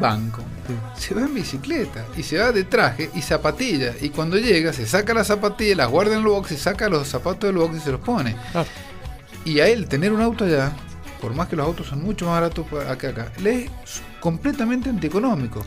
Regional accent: San Juan, Argentina; also born or lived in Córdoba / United States; yo soy muy sanjuanino

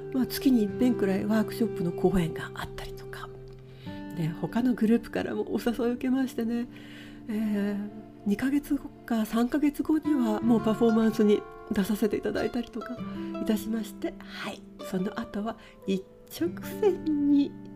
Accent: Fukuoka, Japan; moved away as an adult; also born or lived in Tokyo; now in Seattle, United States; 私、えー、福岡出身でして東京の大学に入った

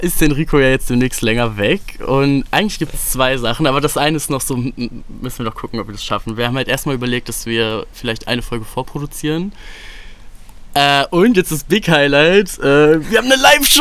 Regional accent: Solingen, North Rhine-Westphalia, Germany; Solingen ist so jetzt im Nachhinein auf jeden Fall eine nice Stadt zum Aufwachsen gewesen

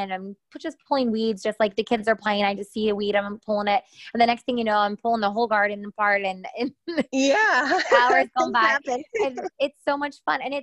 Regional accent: Pennsylvania, United States; we're from Pennsylvania

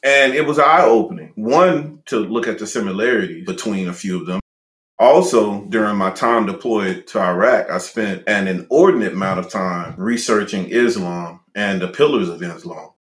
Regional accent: Louisiana, United States; being from Louisiana

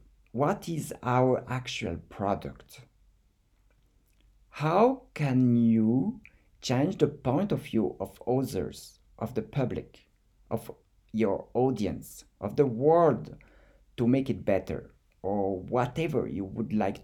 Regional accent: France; accent: French; English is a second language; with my French accent

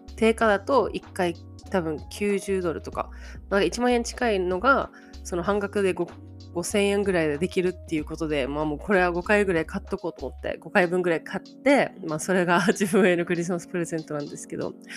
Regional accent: Japan; 日本だよ

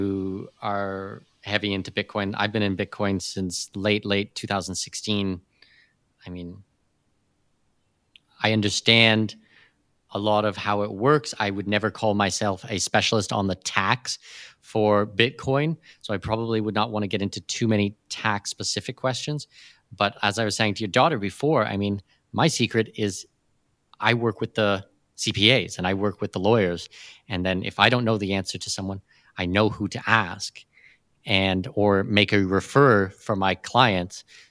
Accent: Canada; I'm probably the least Canadian you'll ever meet

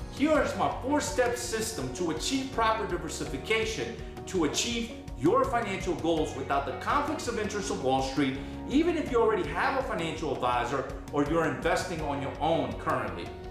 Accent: New Orleans, Louisiana, United States; I'm from New Orleans.

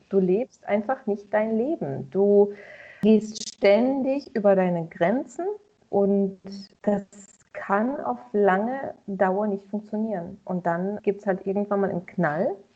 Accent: Russia; moved away; ich bin ja auch in Russland geboren

